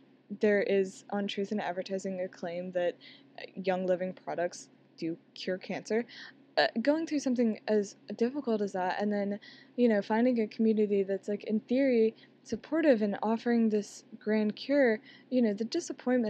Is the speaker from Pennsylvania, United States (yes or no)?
no; Alabama, United States; I'm from the South, I'm from Alabama